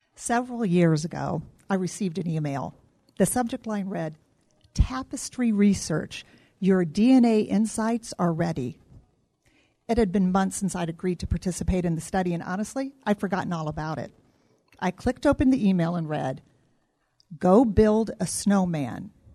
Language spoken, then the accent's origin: English; Midwest, United States; moved away as an adult; now in Arizona, United States; I grew up in the Midwest, and after graduating college, moved to Arizona for a job